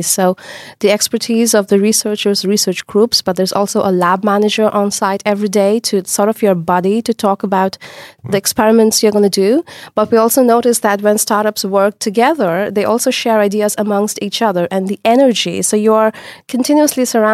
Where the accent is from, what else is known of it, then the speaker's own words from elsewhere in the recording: India; moved away as an adult; now in Netherlands; I come from India. And when I did my bachelor's there, it was very, very different.